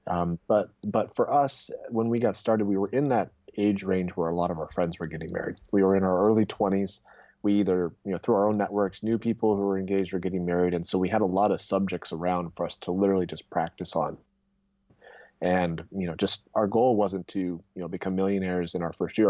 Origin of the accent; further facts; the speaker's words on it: Irvine, California, United States; also born or lived in Wheaton, Illinois; I was born and raised in Irvine, went to school in Chicago actually out in Wheaton College, but then came back to SoCal